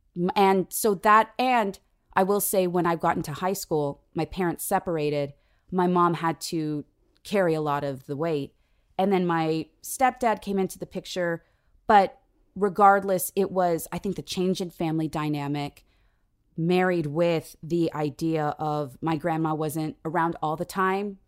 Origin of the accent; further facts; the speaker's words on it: San Diego, California, United States; I was, uh, raised in San Diego